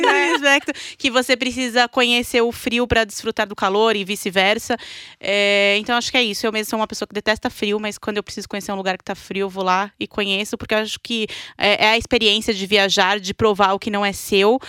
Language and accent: Portuguese; Brazil; now in Argentina; eu sou brasileira